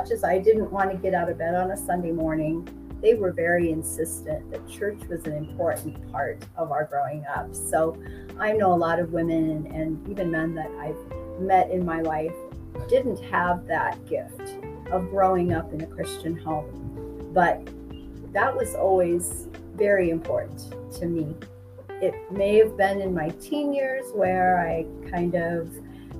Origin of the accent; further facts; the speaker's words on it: Midwest, United States; moved away as an adult; now in Mexico; I grew up in the Midwest